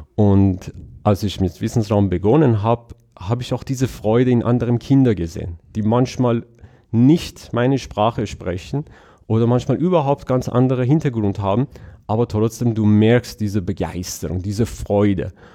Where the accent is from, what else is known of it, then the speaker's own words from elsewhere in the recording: Iran; German is a second language; moved away; ich bin in Iran aufgewachsen